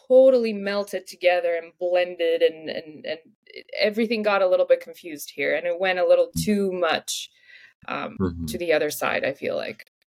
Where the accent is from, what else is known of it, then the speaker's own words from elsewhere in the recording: Moldova; first language Russian; English is a second language; now in Vancouver, Canada; My first language is Russian, and my second language used to be Romanian because in Moldova